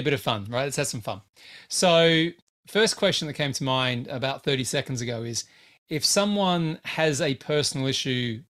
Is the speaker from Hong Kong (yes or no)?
no; Australia; moved away; I'm Australian